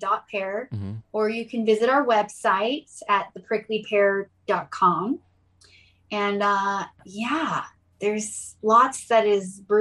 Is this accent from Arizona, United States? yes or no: yes; Gilbert, Arizona, United States; moved away as an adult; also born or lived in South Carolina / Iran (ancestry); now in Sacramento, United States; I grew up around farms in Arizona. I was more in the country, and it was called Gilbert